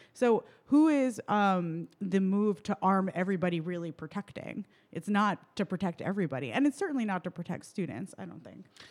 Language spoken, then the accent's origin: English; New York City, New York, United States; now in Milwaukee, United States; I'm originally from New York City